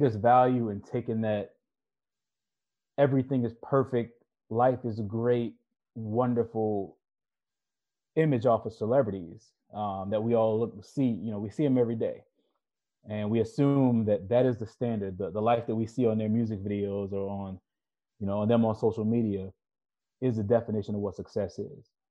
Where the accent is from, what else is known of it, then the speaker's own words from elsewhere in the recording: Baltimore, Maryland, United States; now in Southern California, United States; where I grew up in Baltimore City